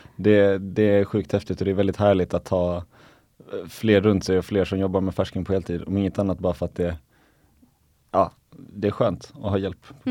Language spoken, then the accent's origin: Swedish; Viken, Skåne, Sweden; moved away; also born or lived in Helsingborg; hemma i, i Viken där jag, där jag är uppvuxen i Skåne